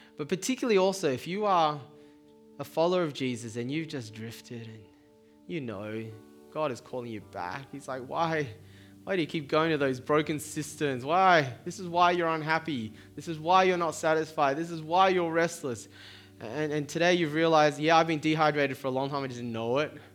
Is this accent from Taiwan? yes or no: yes; Taiwan; now in Sydney, Australia; I come from Taiwan